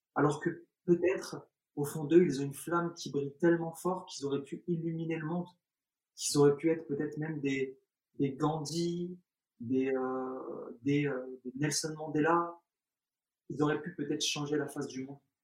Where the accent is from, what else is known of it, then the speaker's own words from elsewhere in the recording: France; also born or lived in Algeria; je suis né en Algérie, quand je suis arrivé en France, j'avais l'âge de 3 ans, euh, 2 ans et demi, 3 ans